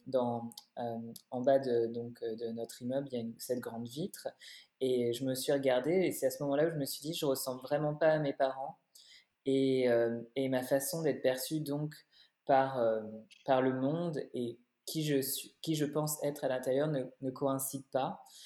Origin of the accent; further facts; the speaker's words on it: Paris, Île-de-France, France; moved away as an adult; now in Berlin, Germany; je suis née, j'ai grandi à Paris